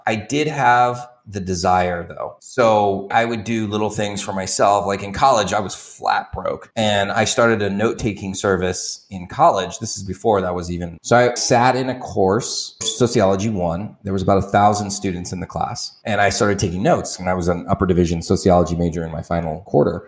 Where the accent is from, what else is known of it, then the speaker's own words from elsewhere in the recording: Torrance, California, United States; moved away as an adult; also born or lived in Santa Barbara / San Diego; now in Tijuana, Mexico; So I grew up in a suburb of LA called Torrance